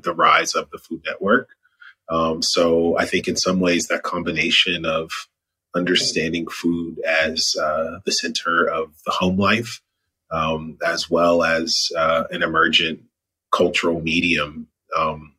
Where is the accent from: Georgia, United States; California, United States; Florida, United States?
Georgia, United States; Atlanta; I'm calling in from Atlanta, GA, my hometown